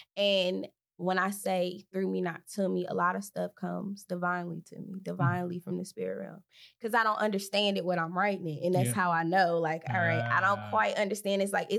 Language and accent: English; Detroit, Michigan, United States; I'm from Detroit, so I'm naturally have the edge.